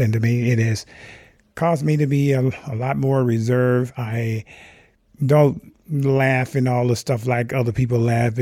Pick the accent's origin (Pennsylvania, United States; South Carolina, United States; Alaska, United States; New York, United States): South Carolina, United States; Rock Hill; moved away as an adult; now in Mendocino County, United States; I grew up in Rock Hill, South Carolina